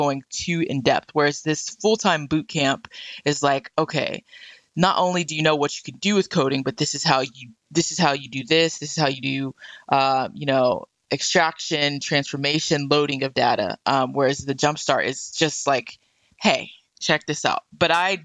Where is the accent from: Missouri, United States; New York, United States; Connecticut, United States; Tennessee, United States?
Tennessee, United States; Murfreesboro; also born or lived in Nashville / Chicago / France; I was born in Nashville, grew up in Murfreesboro, had all of my, you know, education in Murfreesboro